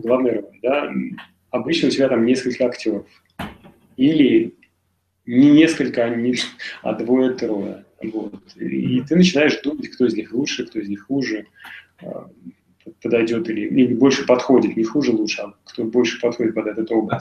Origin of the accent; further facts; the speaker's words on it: Nizhny Novgorod, Nizhny Novgorod Oblast, Russia; moved away as an adult; now in Moscow, Russia; Я из Нижнего Новгорода